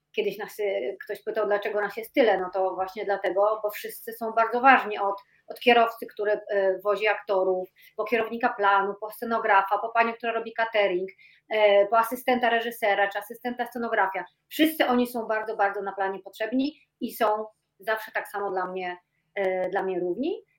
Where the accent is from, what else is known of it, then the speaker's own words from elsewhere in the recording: Tricity, Pomeranian Voivodeship, Poland; now in Warsaw, Poland; pochodzę z Trójmiasta e, i ponad 20 lat mieszkam w Warszawie